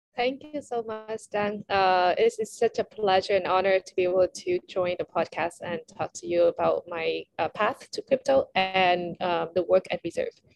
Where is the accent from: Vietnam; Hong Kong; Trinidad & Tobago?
Vietnam; I'm from Vietnam